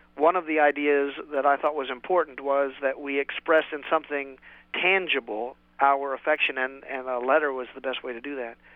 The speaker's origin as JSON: {"language": "English", "region": "West Virginia", "country": "United States", "moved": "yes", "said": "I'm a hillbilly from West Virginia originally"}